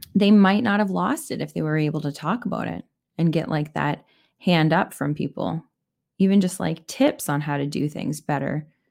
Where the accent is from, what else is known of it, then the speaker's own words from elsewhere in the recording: Canada; I'm Canadian